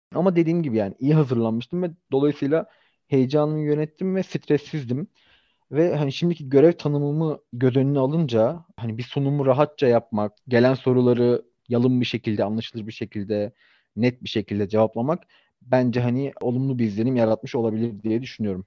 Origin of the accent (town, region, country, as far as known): Istanbul, Turkey